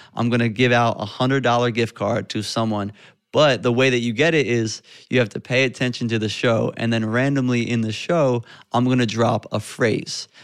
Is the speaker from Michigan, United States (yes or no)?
no; West Chester, Pennsylvania, United States; I grew up in Westchester, Pennsylvania.